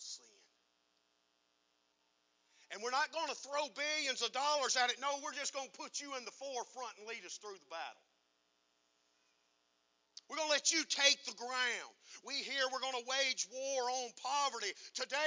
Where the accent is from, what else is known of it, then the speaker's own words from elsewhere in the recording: United States; I'm an American